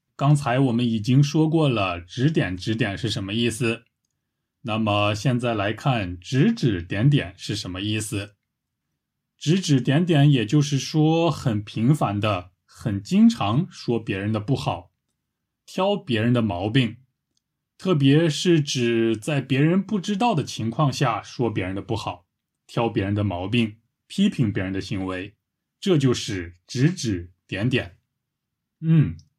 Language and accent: Chinese; China; 我是个中国人